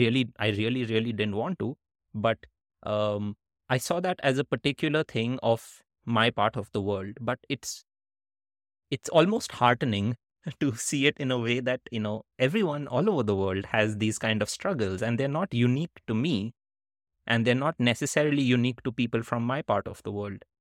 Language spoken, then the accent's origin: English; India; moved away as an adult; also born or lived in Netherlands / United States; growing up in India